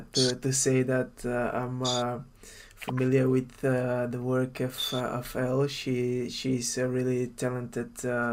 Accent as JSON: {"language": "English", "country": "Bulgaria", "moved": "as an adult", "lives_now": "Eindhoven, Netherlands"}